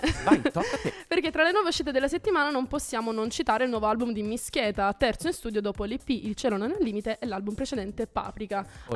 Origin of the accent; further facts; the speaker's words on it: Salento, Apulia, Italy; vengo dal Salento